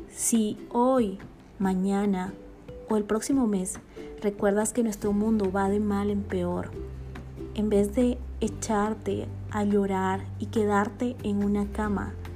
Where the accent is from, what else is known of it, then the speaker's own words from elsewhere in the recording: Bolivia; now in Guatemala; boliviana de nacimiento y guatemalteca por amor y residencia